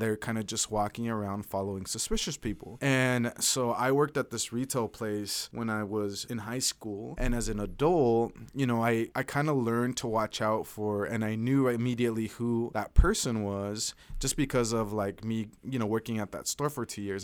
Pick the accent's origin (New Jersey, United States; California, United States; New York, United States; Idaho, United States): Idaho, United States; Caldwell; I'm from Southern Idaho, but I'm from Caldwell, so it's one of the suburbs of Boise